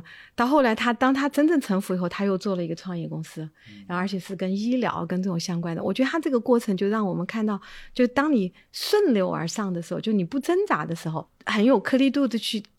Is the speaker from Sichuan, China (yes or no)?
yes; Chengdu, Sichuan, China; 我是在成都长大的